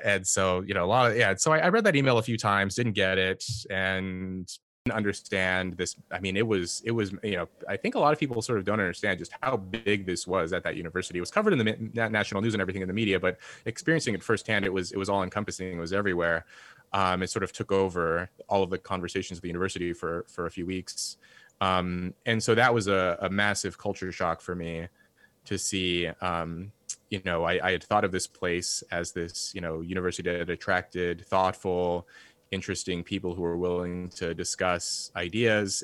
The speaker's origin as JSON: {"language": "English", "town": "Red Bluff", "region": "California", "country": "United States", "tie": "born or raised there", "also_born_or_lived": "Los Angeles, California", "moved": "as an adult", "lives_now": "Cambridge"}